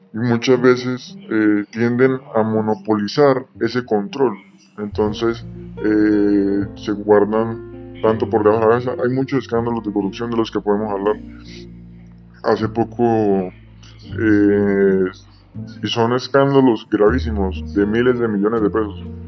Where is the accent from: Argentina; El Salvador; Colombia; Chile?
Colombia; como sociedad, como Estado colombiano libre que somos